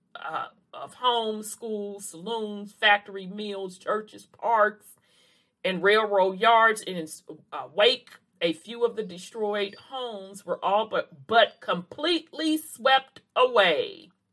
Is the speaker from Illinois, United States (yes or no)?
yes; Chicago, Illinois, United States; also born or lived in the South; I'm from the South, but grew up up north